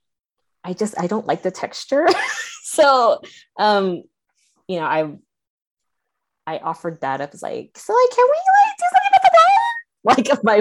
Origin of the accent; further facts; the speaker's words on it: Bay Area, California, United States; now in Las Vegas, United States; I grew up in the Bay Area